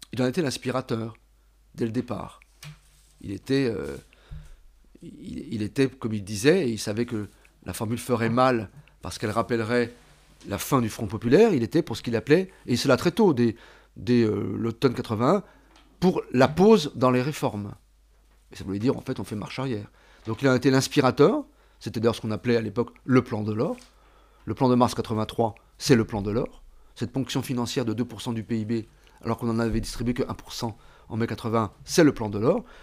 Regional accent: France; je suis français.

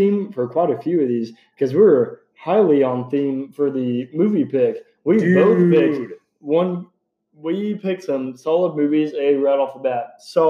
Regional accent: Texas, United States; it makes me feel better as a Texan saying that.

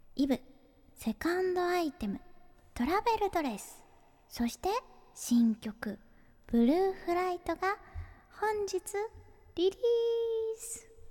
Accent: Hyogo, Japan; moved away; 生まれ育ったのが兵庫県なんですけど

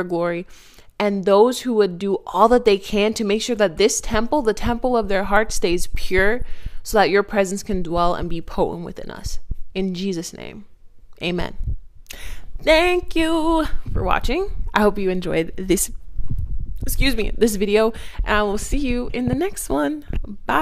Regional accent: Toronto, Ontario, Canada; I'm from Toronto. So those roots, they run deep.

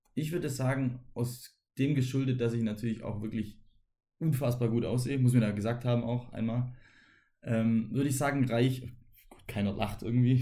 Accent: Germany; wir als Deutsche

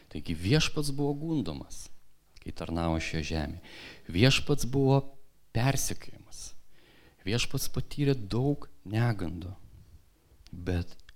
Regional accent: Kupiškis, Panevėžys County, Lithuania; aš augau mažame miestelėje, Kupiškyje, ir ten buvo miestelis su didelė bažnyčia.

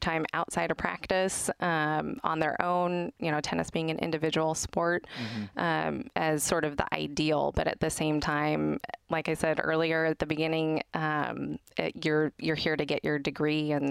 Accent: the Northwest, Pacific Northwest, United States; I'm from the Northwest

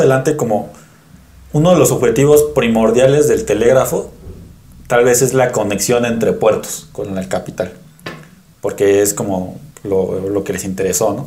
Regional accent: Mexico City, Mexico; Yo soy capitalino

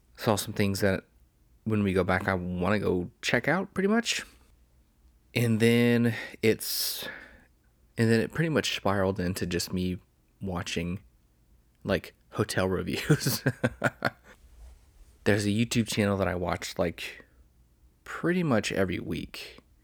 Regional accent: United States; I'm American.

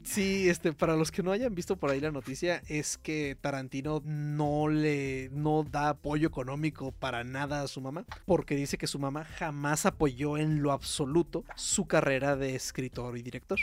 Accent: Mexico; uno como mexicano no está muy acostumbrado

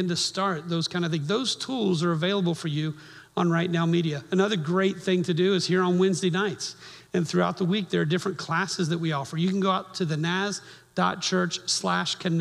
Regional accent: Miami, Florida, United States; moved away; I grew up in Miami

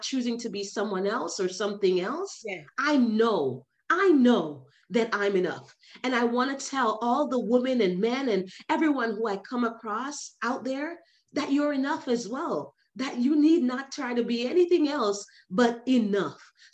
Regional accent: New York, United States; I am from New York, New York

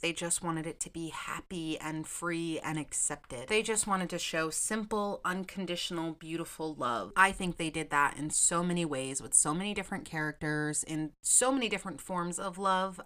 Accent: Massachusetts, United States; moved away as an adult; also born or lived in Orlando, Florida; I am originally from Massachusetts, but four and a half years ago, I made the move to Orlando, Florida

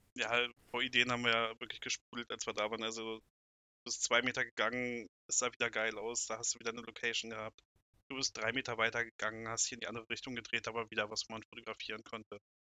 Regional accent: Braunschweig area, Lower Saxony, Germany; komme aus dem Raum Braunschweig

